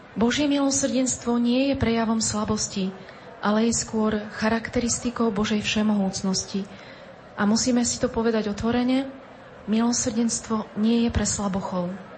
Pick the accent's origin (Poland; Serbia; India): Poland; U nás v Polsku, v Krakove